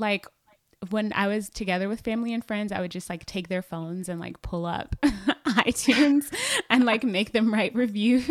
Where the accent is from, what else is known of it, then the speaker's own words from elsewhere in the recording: Atlanta, Georgia, United States; I'm from Atlanta, Georgia, and that's where I live now with my husband